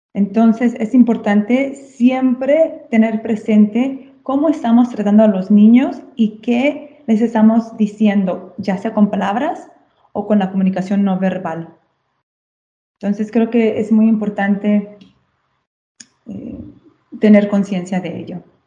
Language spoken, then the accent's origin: Spanish; Guadalajara, Jalisco, Mexico; moved away as an adult; now in Castelli Romani, Italy; yo crecí en México